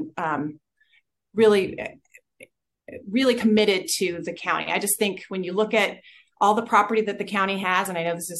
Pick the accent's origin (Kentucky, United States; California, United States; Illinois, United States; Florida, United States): California, United States; Goleta; I was born in Cottage, even though we lived in Goleta on Sussex Court